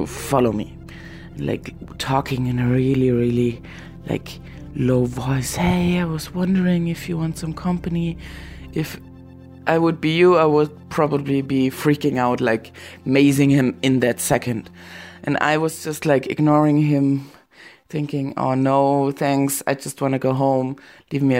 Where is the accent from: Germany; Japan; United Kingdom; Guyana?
Germany; also born or lived in Berlin; I'm from Germany